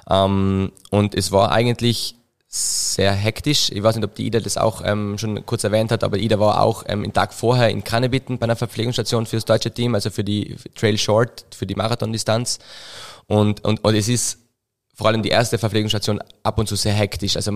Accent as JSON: {"language": "German", "region": "Trentino-Alto Adige", "country": "Italy", "lives_now": "Innsbruck, Austria", "said": "ursprünglich eigentlich Südtiroler, ähm, wie man es vielleicht ein bisschen hört, ähm, ab und zu, ähm, mein Dialekt sehr gemischt mittlerweile."}